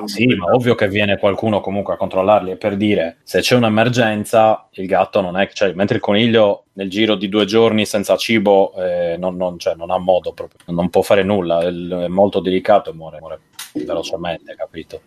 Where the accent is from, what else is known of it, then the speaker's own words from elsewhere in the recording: Cagliari, Sardinia, Italy; moved away; quello che ho a Cagliari, quando torno a casa